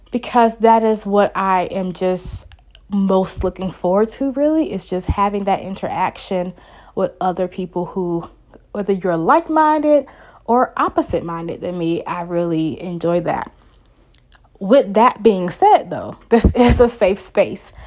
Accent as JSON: {"language": "English", "region": "the South", "country": "United States", "tie": "born or raised there", "accent": "Southern twang; African-American Vernacular English", "said": "I am from the South. So, if you hear that twang come out, that is the South in me. I live in the South. I've been here my whole life."}